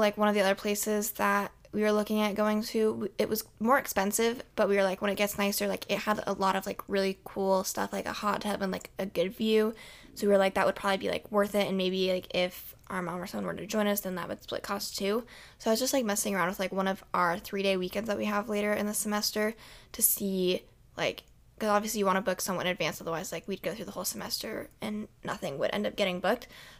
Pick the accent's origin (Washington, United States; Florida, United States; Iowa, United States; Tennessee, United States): Iowa, United States; Iowa City; I don't know if it's because we're from Iowa City, which is a college town